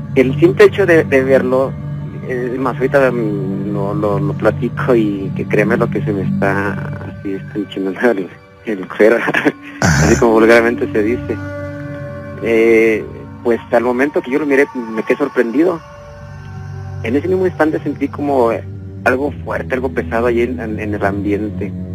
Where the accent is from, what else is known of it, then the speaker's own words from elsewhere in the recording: León, Guanajuato, Mexico; Yo soy de aquí de León, Guanajuato